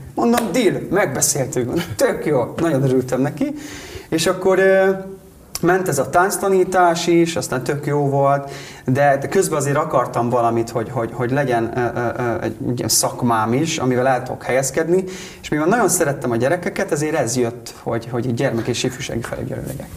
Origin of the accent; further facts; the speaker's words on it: Karancslapujtő, Nógrád, Hungary; also born or lived in Budapest; now in Salgótarján, Hungary; ahol én felnőttem, Karancslapújtőn a faluba